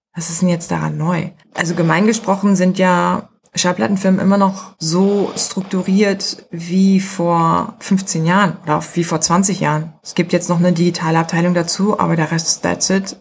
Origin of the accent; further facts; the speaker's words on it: Germany; Ich bin Deutsche.